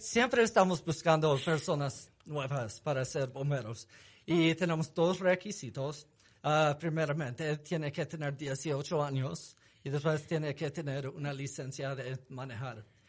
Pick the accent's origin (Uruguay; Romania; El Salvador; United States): United States; accent: gringo; Spanish is a second language; also born or lived in Salt Lake City, Utah; tengo acento gringo bien fuerte